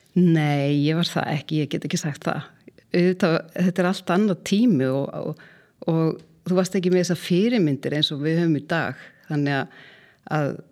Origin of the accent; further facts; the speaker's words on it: Mýrdalur, Southern Region, Iceland; moved away; Ég er alveg upp í Mýrdalnum sem er reyndar fegusta sveit landsins